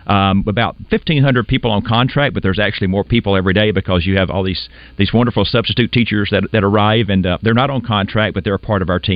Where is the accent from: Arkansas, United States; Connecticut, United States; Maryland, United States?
Arkansas, United States; Monticello; I was born in Monticello down in South Arkansas. I graduated from Monticello High School back in 1987